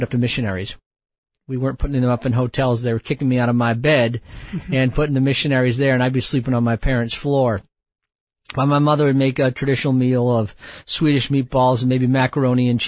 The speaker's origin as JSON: {"language": "English", "town": "Quincy", "region": "Massachusetts", "country": "United States", "tie": "born or raised there", "also_born_or_lived": "Bangladesh", "moved": "yes", "said": "I grew up in just south of Boston, Massachusetts, a small city"}